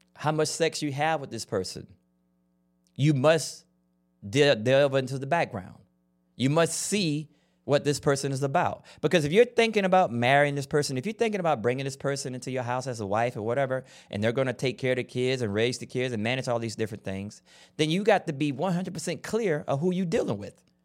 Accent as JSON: {"language": "English", "region": "Florida", "country": "United States", "tie": "born or raised there", "said": "I grew up in Florida"}